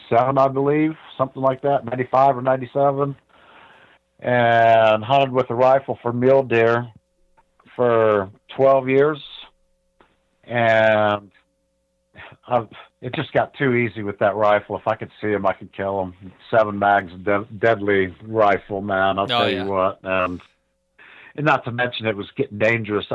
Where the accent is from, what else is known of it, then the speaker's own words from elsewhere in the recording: Ohio, United States; moved away as an adult; now in New Mexico, United States; I grew up in Ohio.